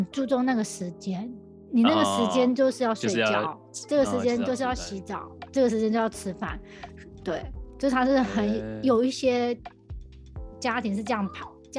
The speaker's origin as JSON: {"language": "Chinese", "country": "Taiwan", "said": "我们台湾人"}